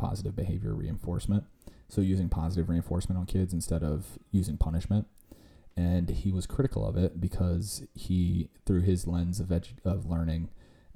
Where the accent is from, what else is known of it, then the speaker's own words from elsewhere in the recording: Virginia, United States; my home state of Virginia